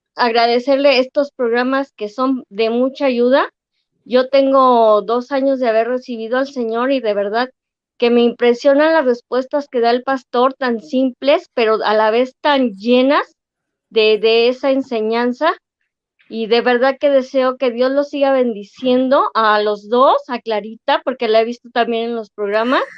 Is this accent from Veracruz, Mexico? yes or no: no; Ecatepec, State of Mexico, Mexico; soy de San Cristóbal Ecatepec